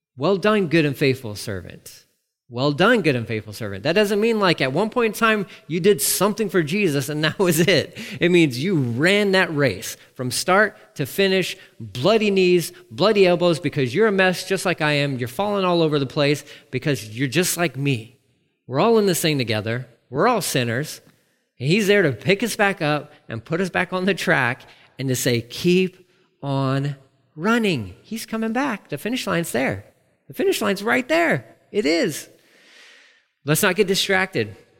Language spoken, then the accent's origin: English; Amarillo, Texas, United States; me growing up in Amarillo